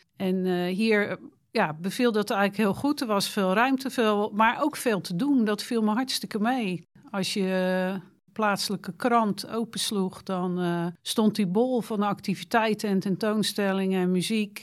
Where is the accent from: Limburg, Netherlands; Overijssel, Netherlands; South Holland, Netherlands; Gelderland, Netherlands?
South Holland, Netherlands; Rotterdam; moved away as an adult; also born or lived in Dreischor, Schouwen-Duiveland; now in Schouwen-Duiveland, Netherlands; Ik kreeg werk in Middelburg en ik kom uit Rotterdam